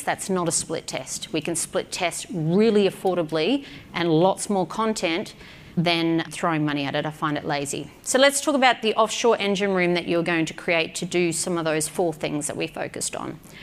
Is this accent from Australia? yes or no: yes; Australia; I'm an Aussie